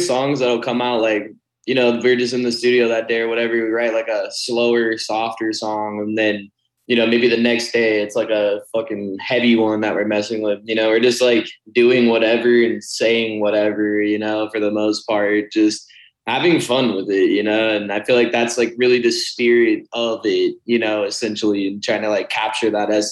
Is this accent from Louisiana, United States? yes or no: no; Arizona, United States; I'm from Arizona